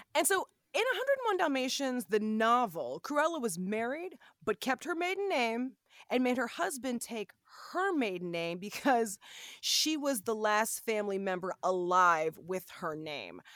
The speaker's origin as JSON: {"language": "English", "town": "Los Angeles", "region": "California", "country": "United States", "tie": "born or raised there", "moved": "yes", "said": "my hometown"}